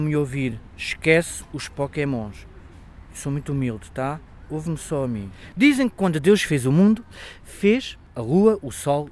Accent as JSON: {"language": "Portuguese", "town": "Beja", "region": "Alentejo", "country": "Portugal", "said": "sou de Beja"}